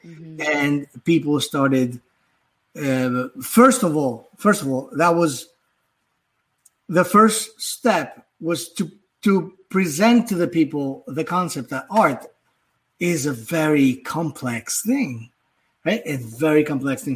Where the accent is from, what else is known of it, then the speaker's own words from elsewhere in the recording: Athens, Attica, Greece; also born or lived in Manhattan, New York; now in Hudson Valley, New York, United States; I was uh, born and raised in Athens, Greece.